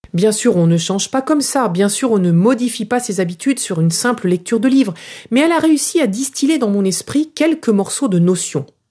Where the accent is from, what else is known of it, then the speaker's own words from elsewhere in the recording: France; En tant que Française